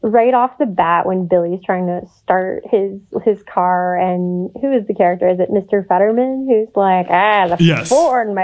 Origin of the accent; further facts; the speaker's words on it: Canada; as a Canadian